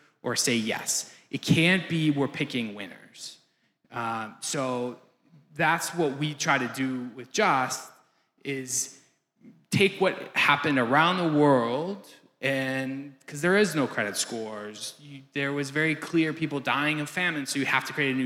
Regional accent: Green Bay, Wisconsin, United States; I'm from Wisconsin as well, so I am Green Bay

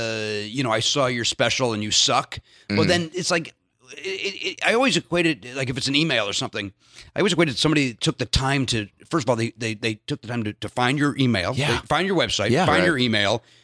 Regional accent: Chicago, Illinois, United States; I'm from Chicago.

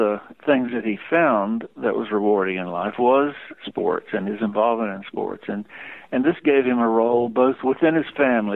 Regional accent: Hildebran, North Carolina, United States; my hometown of Hildebrand, Western North Carolina

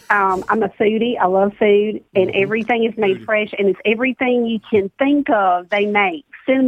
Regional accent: Alabama, United States; I'm from Alabama

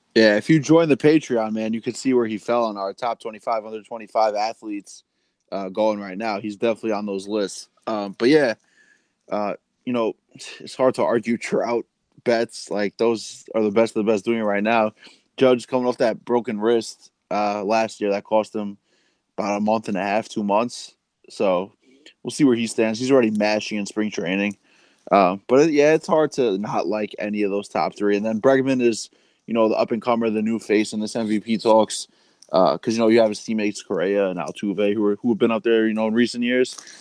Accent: New York City, New York, United States; we're both from Queens

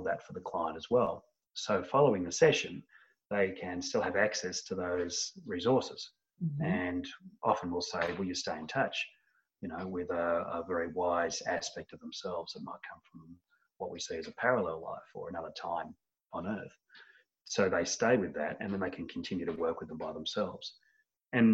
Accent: Australia; accent: Australian; from my accent, most of my people are in Australia

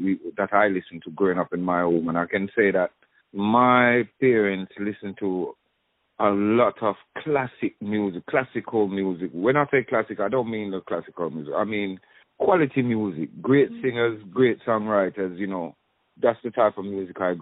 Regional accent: London, United Kingdom; also born or lived in Jamaica; leaving Jamaica, arriving in England, I grew up in Northwest 10 London, Willesden, you know, in that area

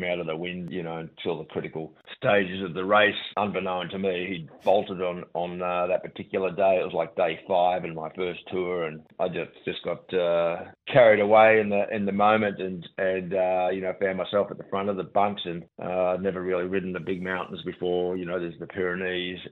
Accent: Melbourne, Victoria, Australia; also born or lived in England; we grew up in East Ivanhoe

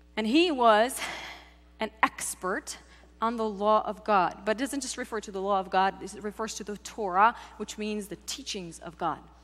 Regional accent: Czechia; now in United States; I grew up in the Czech Republic

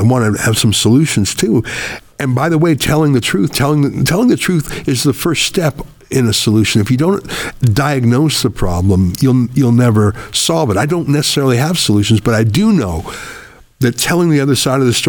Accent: Canada; when I told you the story of growing up in Canada, in the rural part where I was the only Jew for miles, I felt completely safe and at home and welcome and loved.

